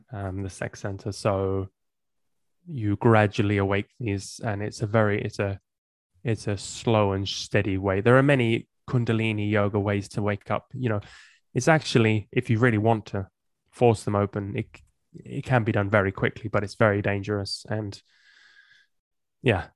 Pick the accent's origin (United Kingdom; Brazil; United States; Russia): United Kingdom; England; moved away as an adult; also born or lived in Amsterdam, Netherlands; I grew up in England and I moved to Amsterdam when I was in my twenties